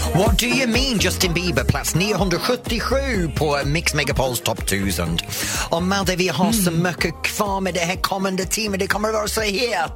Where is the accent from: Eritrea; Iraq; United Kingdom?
United Kingdom; the north of England; Swedish is a second language; now in Sweden; Jag kommer från norra England.